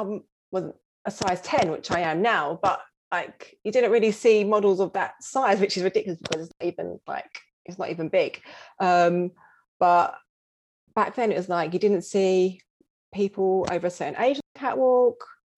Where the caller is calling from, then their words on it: London, United Kingdom; From London, North London.